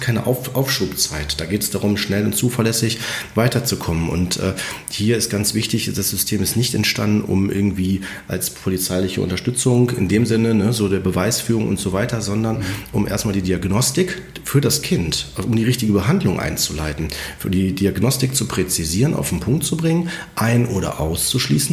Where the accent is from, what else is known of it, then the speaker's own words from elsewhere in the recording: Germany; bei uns in Deutschland